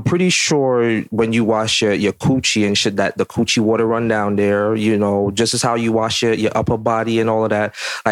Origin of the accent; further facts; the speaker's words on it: Jamaica; a Jamaican black man